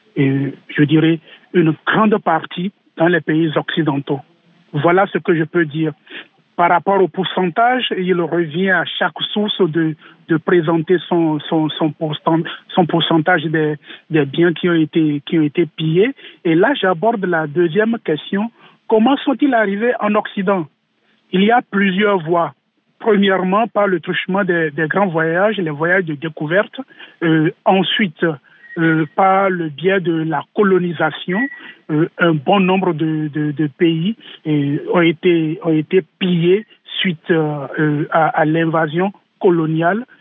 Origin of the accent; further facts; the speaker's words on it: Benin; chez nous au Bénin